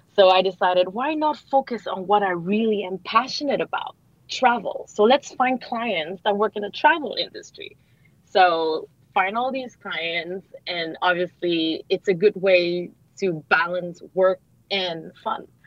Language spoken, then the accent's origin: English; Montreal, Quebec, Canada; moved away as an adult; now in Singapore; I grew up in Montreal